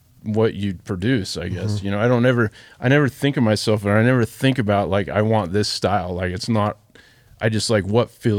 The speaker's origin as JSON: {"language": "English", "town": "Ogden", "region": "Utah", "country": "United States", "tie": "born or raised there", "said": "I grew up in Ogden, inner Ogden"}